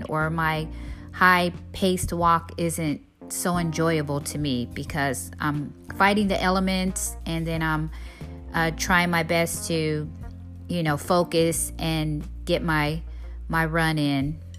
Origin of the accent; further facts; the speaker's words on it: San Diego, California, United States; I grew up in San Diego, California